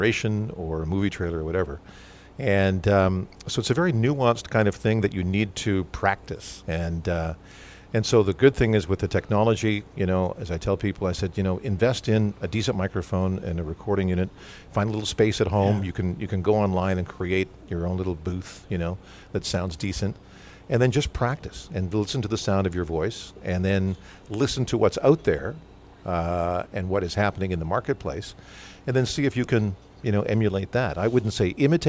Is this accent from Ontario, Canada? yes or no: no; Medicine Hat, Alberta, Canada; Growing up in Medicine Hat, Alberta